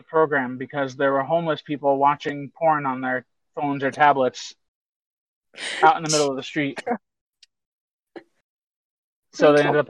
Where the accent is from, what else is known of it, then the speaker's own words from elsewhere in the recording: United States; I'm using American format numbers here because that's what I grew up with.